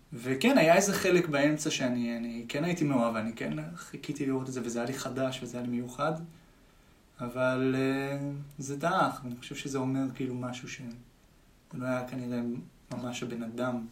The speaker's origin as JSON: {"language": "Hebrew", "town": "Tel Aviv", "region": "Tel Aviv District", "country": "Israel", "said": "תמיד מתל אביב"}